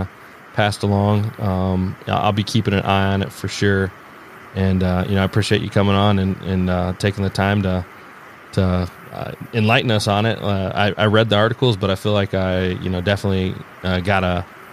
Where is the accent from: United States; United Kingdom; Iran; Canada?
United States; Indiana; I'm from Indiana